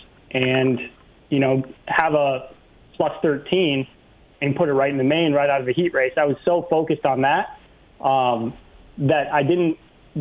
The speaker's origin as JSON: {"language": "English", "region": "Minnesota", "country": "United States", "tie": "born or raised there", "moved": "as an adult", "lives_now": "Wisconsin, United States", "said": "I grew up in Minnesota. I just moved across the river"}